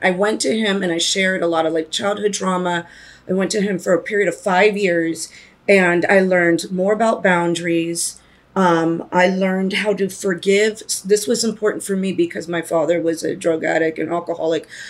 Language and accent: English; East Coast, United States; moved away; I'm originally from the East Coast